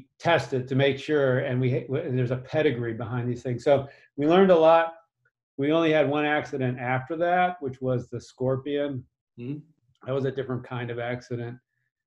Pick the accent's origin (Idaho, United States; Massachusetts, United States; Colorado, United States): Massachusetts, United States; grew up in Massachusetts